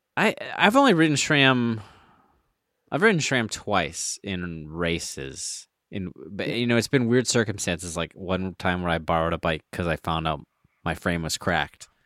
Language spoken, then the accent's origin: English; Minnesota, United States; I was from Minnesota